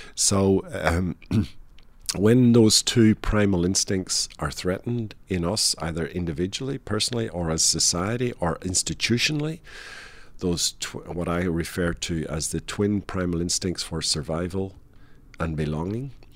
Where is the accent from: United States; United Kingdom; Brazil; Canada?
United Kingdom; Northern Ireland; moved away as an adult; the product of twenty-five years growing up in Northern Ireland